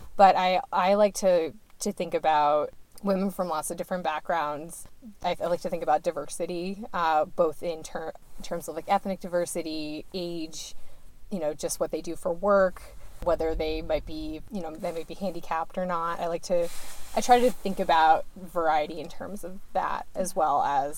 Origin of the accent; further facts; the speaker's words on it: Barnstead, New Hampshire, United States; I grew up in Barnstead, New Hampshire, which is about an hour and a half from Franconia Notch.